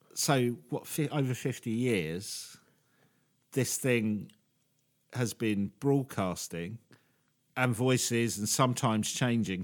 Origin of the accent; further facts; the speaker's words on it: England, United Kingdom; us English